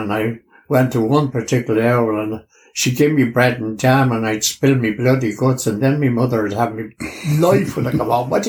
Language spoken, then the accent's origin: English; Dublin, Leinster, Ireland; born there; I was born in the Rotunda Hospital in 1940.